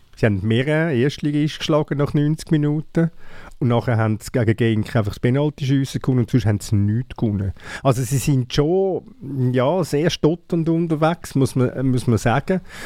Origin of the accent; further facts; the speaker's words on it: Switzerland; sind wir Schweizer